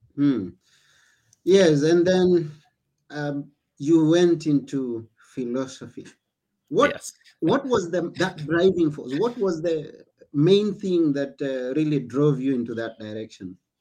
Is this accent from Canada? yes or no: no; Kenya; now in Greece; I come from Kenya